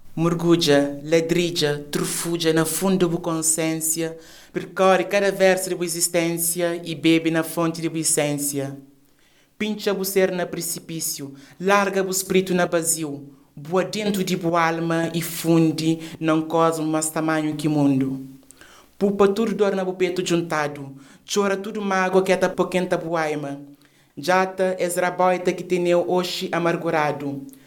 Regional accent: Cape Verde; first language Cape Verdean Creole; Portuguese is a second language; now in Portugal; ao expressarmos a nossa língua materna

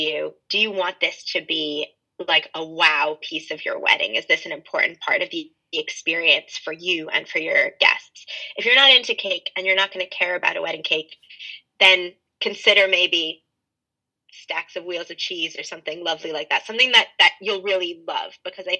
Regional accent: Montreal, Quebec, Canada; moved away as an adult; now in Dublin, Ireland; I'm originally from Canada, from Montreal in Canada.

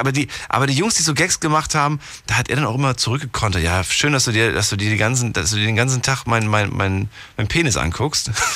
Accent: Germany; Ich bin ja ein, ein, ein Kind der DDR

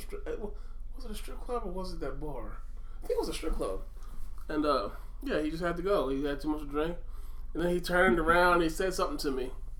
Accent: New Jersey, United States; now in Pennsylvania, United States; I grew up in Jersey, and then I went back to Pennsylvania.

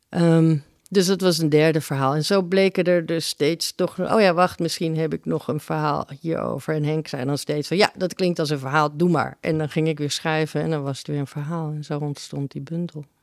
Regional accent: Uruguay; Ik kom uit Uruguay.

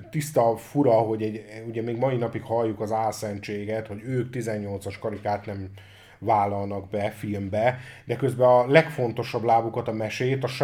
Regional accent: Hungary; magyarok vagyunk

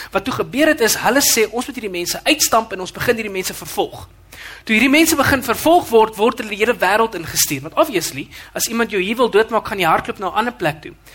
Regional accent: Western Cape, South Africa; now in Midstream, South Africa; ek kom van die Kaap af

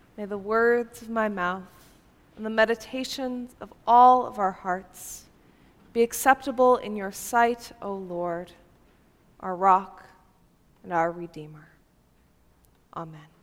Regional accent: Upper Peninsula of Michigan, United States; now in Chicago, United States; I come from the Upper Peninsula of Michigan

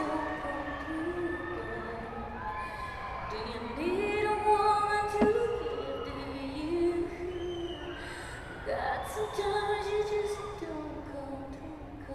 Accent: Las Cruces, New Mexico, United States; my hometown, Las Cruces, around El Paso, like in that area.

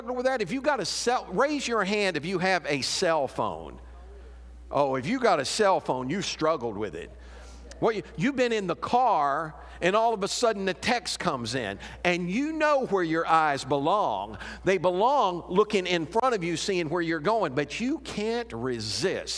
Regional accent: Chicago, Illinois, United States; moved away; I'm from Chicago

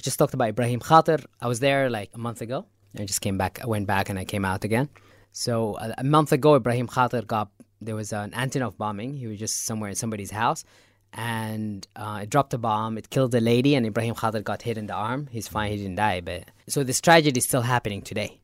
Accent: Nubian area, north of Khartoum, Northern Sudan, Sudan; moved away as an adult; now in Nuba Mountains, Sudan; I'm, originally from north of Khartoum. So I'm originally from the Nubian area

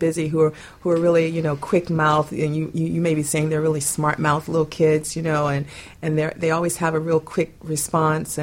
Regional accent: Boynton Beach, Florida, United States; moved away as an adult; also born or lived in Alaska; I was born and raised here in South Florida, also a little bit further up in Boynton Beach and Delray Beach

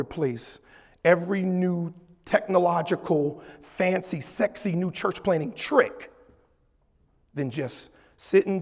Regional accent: Paterson, New Jersey, United States; I grew up in Christ Temple Missionary Baptist Church in Paterson, New Jersey.

